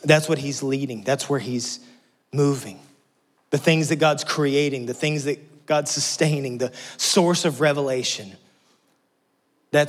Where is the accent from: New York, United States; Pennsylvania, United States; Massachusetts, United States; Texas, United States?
Texas, United States; moved away as an adult; now in Tennessee, United States; We're from Texas.